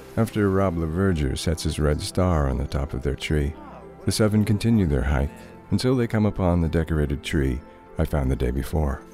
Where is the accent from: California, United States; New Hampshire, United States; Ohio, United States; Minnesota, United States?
New Hampshire, United States; Thornton; the Pine Flat Ski Trail in my hometown of Thornton